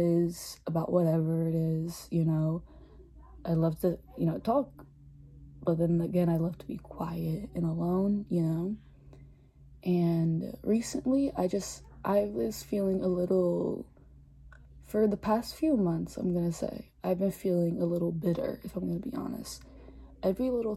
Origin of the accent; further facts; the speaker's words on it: Philadelphia, Pennsylvania, United States; I was born in Philly, raised in Philly.